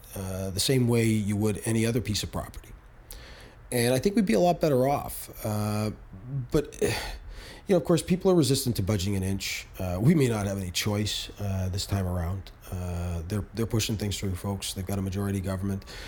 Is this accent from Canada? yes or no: yes; Canada; as Canadian citizens